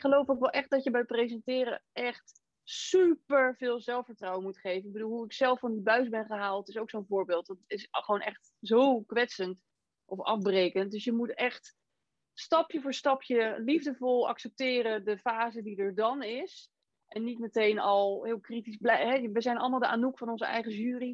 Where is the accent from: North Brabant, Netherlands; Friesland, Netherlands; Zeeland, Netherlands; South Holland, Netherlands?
South Holland, Netherlands; Rotterdam; moved away; Ik kom zelf oorspronkelijk ook uit Rotterdam